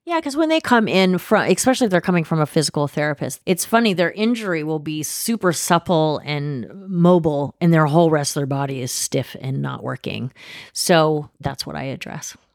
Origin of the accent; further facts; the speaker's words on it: Oregon, United States; also born or lived in Los Angeles, California / Switzerland / San Diego / Geneva; now in Manitowoc, United States; I was born in L A, and I grew up in Oregon. I grew up in a small town in Oregon on a farm